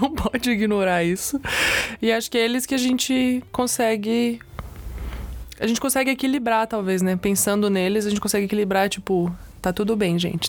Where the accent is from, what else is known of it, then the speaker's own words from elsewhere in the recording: Brazil; sendo brasileira, é, quer dizer, brasileira com pais brasileiros